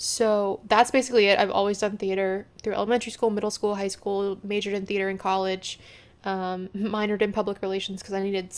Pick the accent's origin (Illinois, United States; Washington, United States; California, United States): Washington, United States; Seattle; moved away as an adult; now in New York City, United States; My pronouns are she, her. I am originally from Seattle, Washington, recently relocated to New York City and live in that big city life.